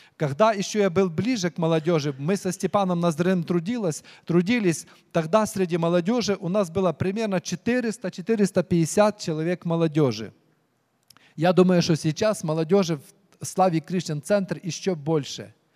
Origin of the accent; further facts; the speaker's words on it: Ukraine; moved away; я украинец